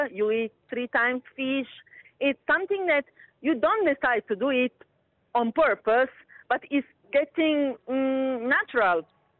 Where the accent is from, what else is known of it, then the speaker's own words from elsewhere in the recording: Naples, Campania, Italy; moved away as an adult; now in Dubai, United Arab Emirates; I'm from Italy, from south of Italy. I'm from Napoli.